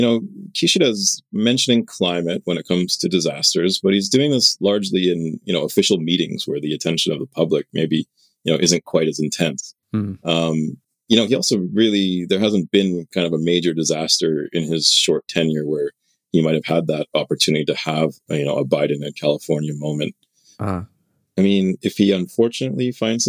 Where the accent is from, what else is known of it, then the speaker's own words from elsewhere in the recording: Southern Ontario, Canada; now in Japan; Sean and I, we're both from Southern Ontario